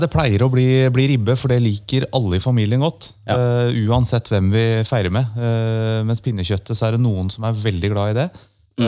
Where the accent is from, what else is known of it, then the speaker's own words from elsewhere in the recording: Oslo, Norway; Jeg er Oslo-gutt. Okay. Født og oppvokst i, i byen